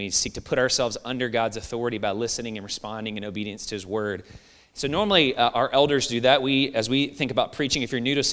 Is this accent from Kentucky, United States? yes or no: yes; Louisville, Kentucky, United States; moved away; Louisville, which is my hometown